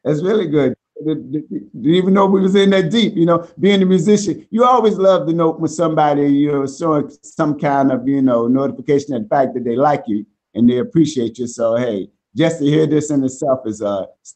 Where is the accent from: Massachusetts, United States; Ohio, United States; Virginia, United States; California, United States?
Virginia, United States; Norfolk; now in Hackensack, United States; our roots are from Virginia, Norfolk, Virginia